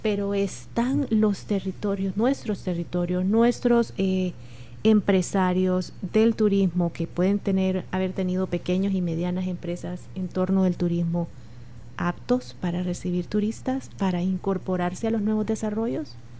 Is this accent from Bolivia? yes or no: no; El Salvador; como cualquier salvadoreño